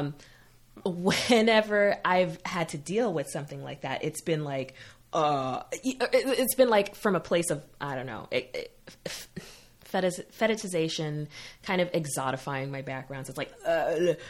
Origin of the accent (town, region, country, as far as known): Massachusetts, United States